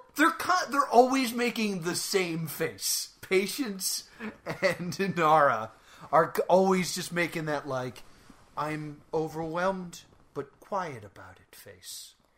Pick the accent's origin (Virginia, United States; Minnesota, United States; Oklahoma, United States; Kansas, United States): Minnesota, United States; I'm from Minnesota